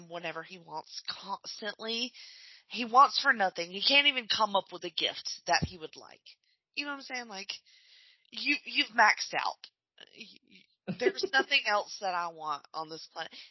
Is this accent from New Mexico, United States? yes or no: no; Alabama, United States; moved away; They live in my hometown, so it's like Alabama